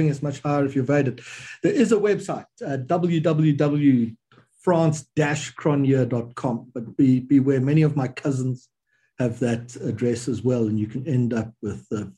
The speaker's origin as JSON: {"language": "English", "country": "South Africa", "said": "as a South African"}